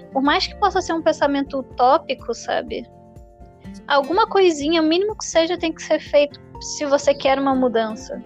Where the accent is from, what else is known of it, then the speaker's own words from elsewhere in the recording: Niterói, Rio de Janeiro, Brazil; Eu sou carioca de Niterói.